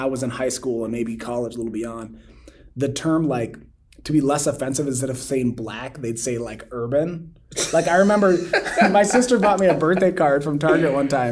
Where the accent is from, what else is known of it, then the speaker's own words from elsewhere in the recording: United States; I grew up in America